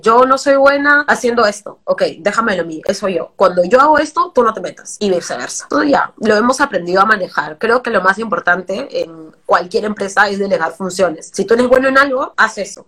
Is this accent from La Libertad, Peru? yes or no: yes; Trujillo, La Libertad, Peru; now in Lima, Peru; Yo vengo de provincia, como te digo, soy de Trujillo, y crecer en algo donde, en una ciudad que no es Lima, es bien complicado